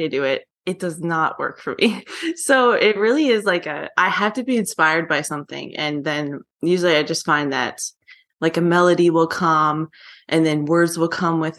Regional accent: Newfoundland and Labrador, Canada; now in Calgary, Canada; my parents are officers, and I grew up in Newfoundland

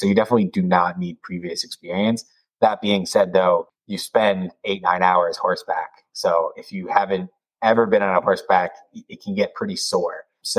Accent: East Coast, United States; Like I said, growing up in the East Coast, each season has starkly different weather and locations have very different weather.

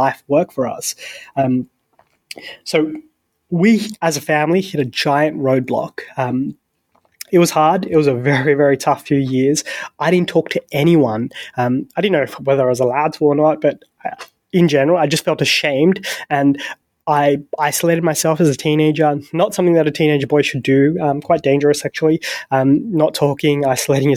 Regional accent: Sydney, New South Wales, Australia; raised in the best country in the world, the best city in the world. I'm from Sydney

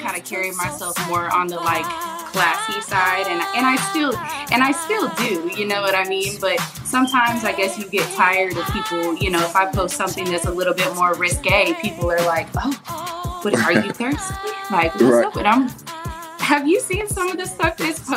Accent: Bentonville, Fayetteville area, Northwest Arkansas, United States; I'm from Northwest Arkansas, Bentonville, Fayetteville area.

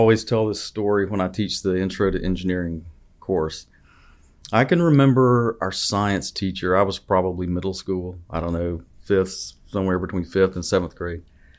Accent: Lineville, Alabama, United States; So I grew up about an hour and a half north of here in Clay County.

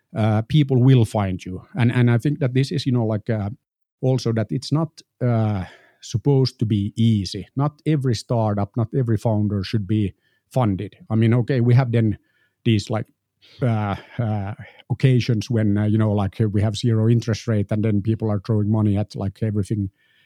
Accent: Finland; I'm an entrepreneur from Finland.

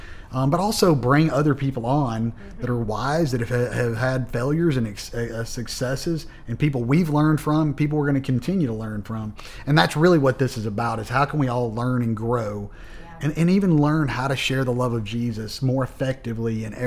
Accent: Waco, Texas, United States; we were growing up in Waco, Texas.

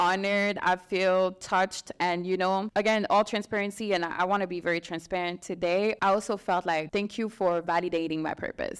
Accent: Strasbourg, Grand Est, France; moved away as an adult; now in United States; I'm from Strasbourg, which is like a small city in France.

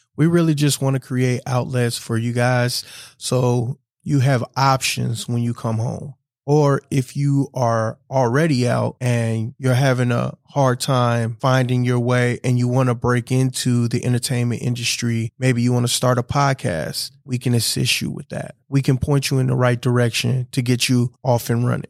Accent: Wisconsin, United States; I was born and raised here in Wisconsin

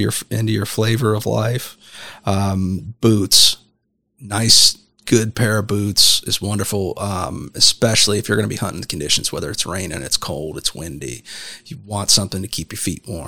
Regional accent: Southeast Ohio, United States; where I grew up in the Southeast

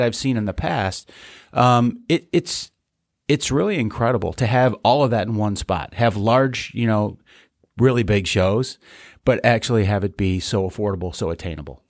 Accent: Chicago, Illinois, United States; now in West Michigan, United States; Growing up in Chicago

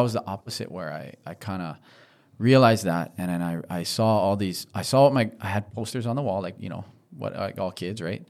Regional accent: Honolulu, Hawaii, United States; I'm from Diamond Head. Oh, I grew up surfing Diamond Head.

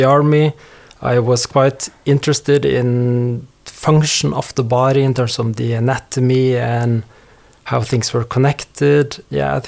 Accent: Hamar, Innlandet, Norway; moved away as an adult; also born or lived in Bournemouth, United Kingdom; now in Stavanger, Norway; Born and raised in Hamar

